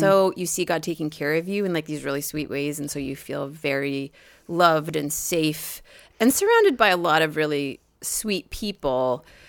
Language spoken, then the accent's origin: English; Maine, United States; hi, we're from Maine.